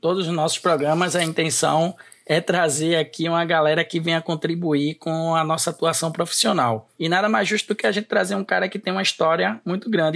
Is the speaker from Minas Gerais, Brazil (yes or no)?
no; Recife, Pernambuco, Brazil; moved away as an adult; also born or lived in Bomba do Hemetério, Recife; now in Caruaru, Brazil; É, nascido, criado lá no Alto Zé do Pinho, depois desci para Bomba do Metério e hoje tô em Caruaru